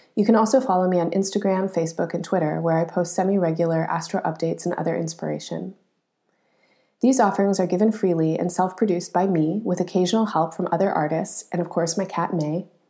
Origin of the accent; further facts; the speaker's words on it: Colorado, United States; moved away; I grew up in Colorado